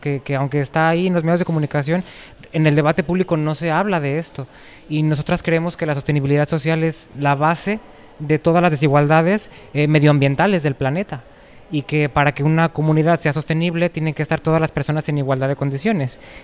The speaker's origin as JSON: {"language": "Spanish", "town": "Lagos de Moreno", "region": "Jalisco", "country": "Mexico", "tie": "born or raised there", "also_born_or_lived": "Guadalajara, Mexico", "moved": "as an adult", "lives_now": "Spain", "said": "Yo en México nací en Lagos de Moreno, que es una ciudad pequeña de 20.000 habitantes, aunque luego viví en Guadalajara muchos años"}